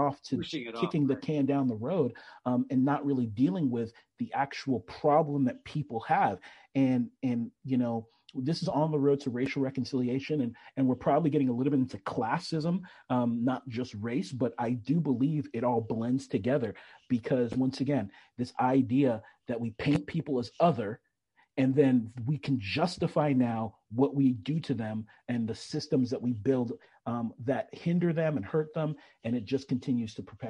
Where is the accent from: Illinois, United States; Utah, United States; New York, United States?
New York, United States; New York City; moved away; also born or lived in Las Vegas, Nevada; where I was born and raised for the first part of my life. You know, I'm from Bronx, New York. I was born in Bronx, New York.